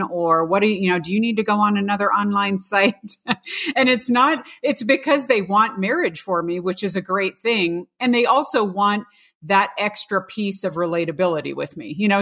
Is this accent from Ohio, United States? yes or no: no; California, United States; growing up in the California public schools